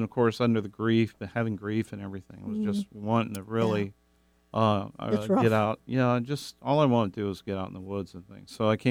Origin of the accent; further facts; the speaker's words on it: Kentucky, United States; now in Pacific Northwest, United States; I'm originally from Kentucky.